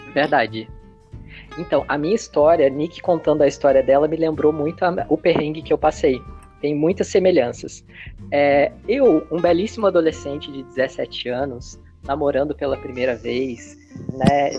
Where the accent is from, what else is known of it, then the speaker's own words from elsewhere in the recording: Minas Gerais, Brazil; eu sou de Minas Gerais, então Minas Gerais, terra da cachoeira